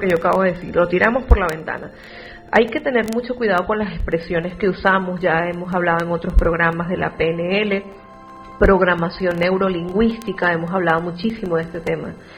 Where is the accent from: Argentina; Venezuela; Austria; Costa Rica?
Venezuela; moved away as an adult; now in Spain; tengo toda mi familia en Venezuela, sin embargo, desde que yo salí de, mi país, hace ya 11 años